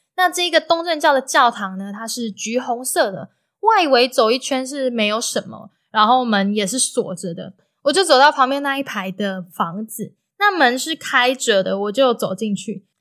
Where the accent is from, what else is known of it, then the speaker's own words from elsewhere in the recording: Taiwan; 我就说，台湾